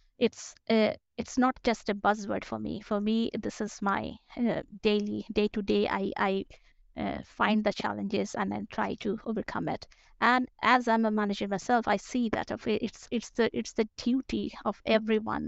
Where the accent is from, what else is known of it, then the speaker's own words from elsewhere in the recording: Kolkata, West Bengal, India; moved away as an adult; also born or lived in Bangalore, India / France / United Kingdom; now in Stockholm, Sweden; I am from Calcutta, and then I started working in Bangalore